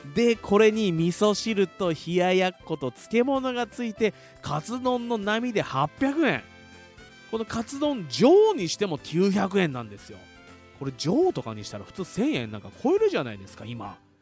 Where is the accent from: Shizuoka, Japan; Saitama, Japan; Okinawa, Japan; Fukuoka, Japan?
Shizuoka, Japan; Fuji; 生まれも育ちも静岡県富士市